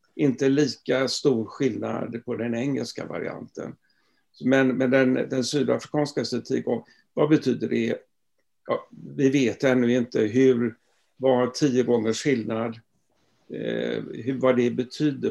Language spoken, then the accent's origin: Swedish; Gothenburg, Västra Götaland, Sweden; moved away as an adult; also born or lived in Stockholm; jag är göteborgare från början